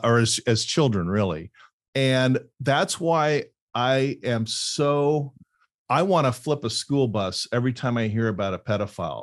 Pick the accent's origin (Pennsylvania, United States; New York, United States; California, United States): California, United States; Fullerton; also born or lived in Laguna Beach; I grew up on Fullerton right up the street from Anaheim Hills